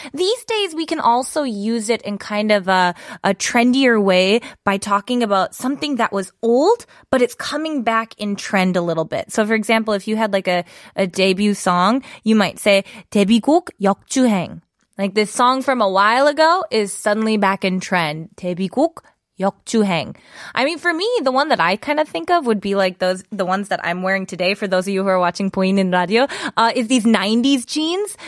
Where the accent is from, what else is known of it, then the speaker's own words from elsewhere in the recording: Wisconsin, United States; moved away as an adult; now in Seoul, South Korea; I am from Wisconsin and we have snow and winter that lasts pretty much from October until about May